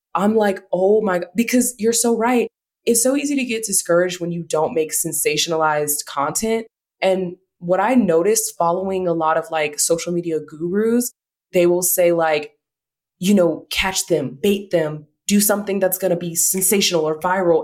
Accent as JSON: {"language": "English", "region": "the South", "country": "United States", "said": "we're from the South"}